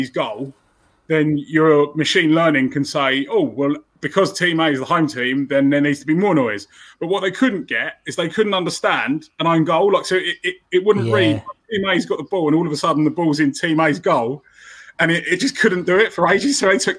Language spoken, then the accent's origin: English; Enfield, London, United Kingdom; No, I'm from Enfield. We'll probably get into it a bit, but I'm from London originally, so I know a lot of Spurs fans.